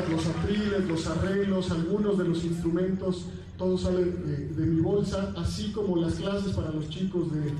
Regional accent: Mexico

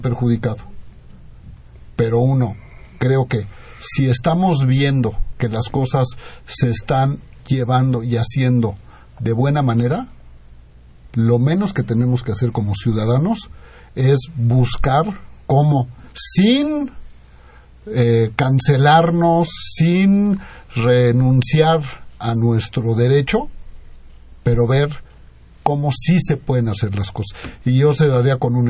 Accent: Mexico; como mexicanos

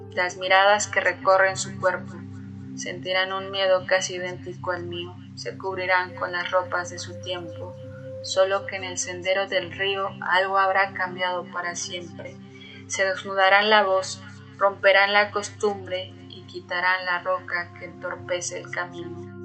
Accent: Mexico City, Mexico; soy de la Ciudad de México

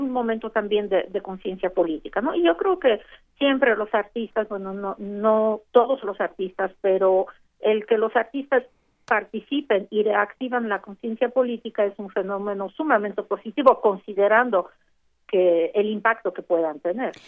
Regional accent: Mexico; somos mexicanos

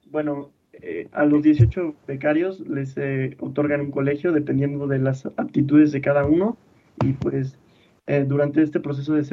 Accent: Mexico

